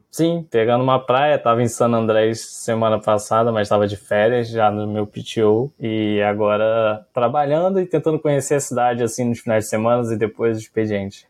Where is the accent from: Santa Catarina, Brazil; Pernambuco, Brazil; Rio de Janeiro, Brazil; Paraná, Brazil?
Rio de Janeiro, Brazil; eu sou do Rio de Janeiro